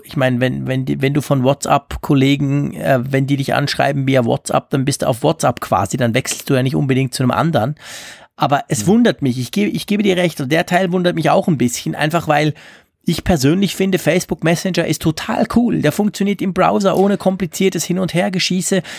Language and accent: German; Switzerland; bei uns in der Schweiz